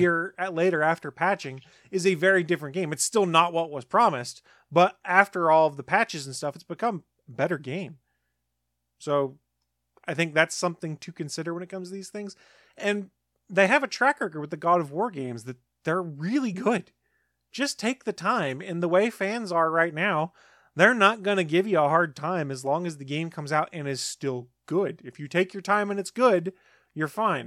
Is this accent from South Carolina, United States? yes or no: yes; South Carolina, United States; I'm from South Carolina